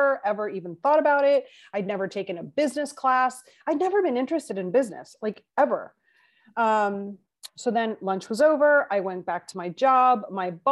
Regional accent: Chile; first language Spanish; English is a second language; moved away; I am from Chile, from South America

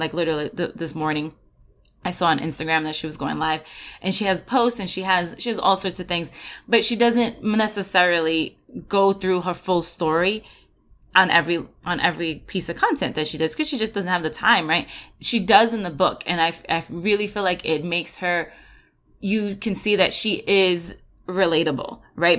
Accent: New York, United States; moved away; I'm originally from New York

